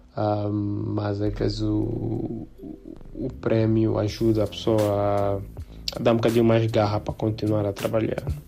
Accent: South Africa; moved away as an adult; now in Angola; quando eu fiz sete anos uh, emigrei para a África do Sul um, e yeah, fiquei lá até fiquei lá 17 anos

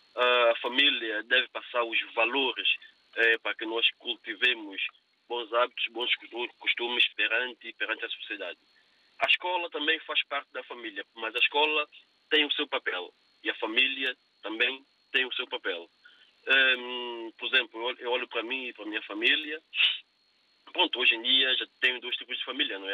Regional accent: São Tomé & Príncipe; moved away; Eu olho para o Santo Meio Príncipe, que é o meu país, onde eu nasci, onde eu vou frequentemente

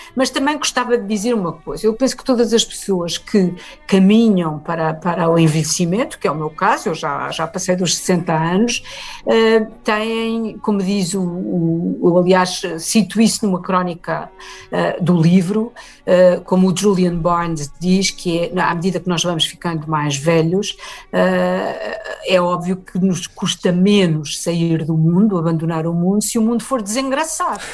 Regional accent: Portugal; no país onde cresci

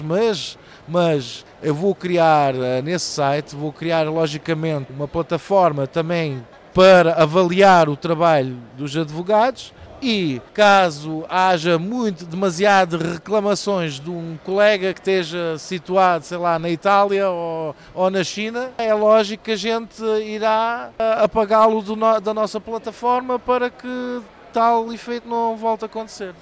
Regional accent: Portugal; now in Frankfurt, Germany; eu como português

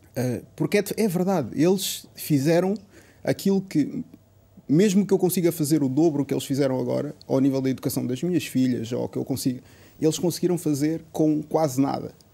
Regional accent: Portugal; eu já nasci cá em Portugal

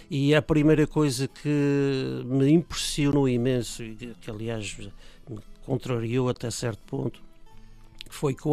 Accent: Praia da Vitória, Azores, Portugal; now in Gatineau, Canada; Vitória. Estou na minha, terra, na minha terra natal.

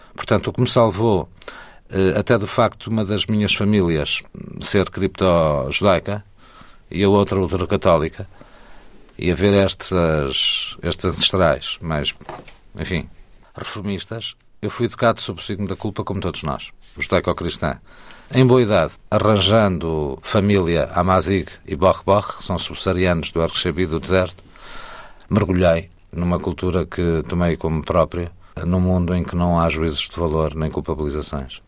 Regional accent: Góis, Centro, Portugal; quando eu estou no Rio de Góis, que eu chamo a minha terra, embora lá não tenha nascido, mas é a minha terra, Góis

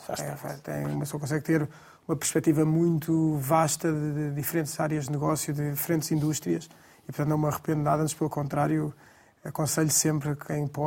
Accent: Portugal; somos portugueses e Lisboa é a palavra

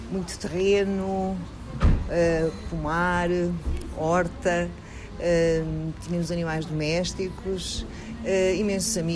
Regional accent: Moçâmedes, Namibe, Angola; now in Madeira, Portugal; Cresci no Namibe, que é para mim o segundo ponto mais importante da minha vida

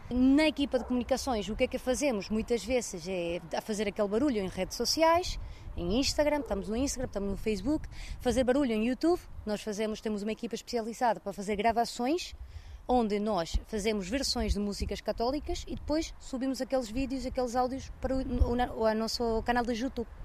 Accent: Venezuela; now in Portugal; O meu marido e eu nascemos na Venezuela

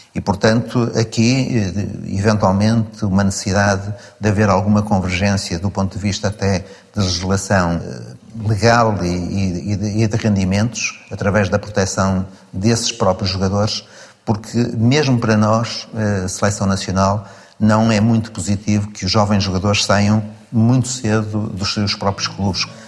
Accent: Porto, Norte, Portugal; Vivi e cresci, eh, numa zona relativamente pobre da cidade de Porto, onde nasci

